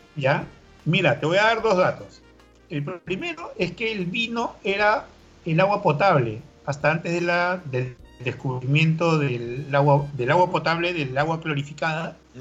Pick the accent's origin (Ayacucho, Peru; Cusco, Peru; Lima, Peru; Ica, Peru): Ica, Peru; la ciudad de Ica, donde yo nací